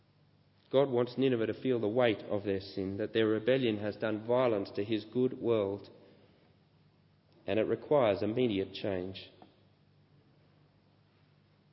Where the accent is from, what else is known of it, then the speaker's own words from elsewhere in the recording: Australia; growing up in Australian beaches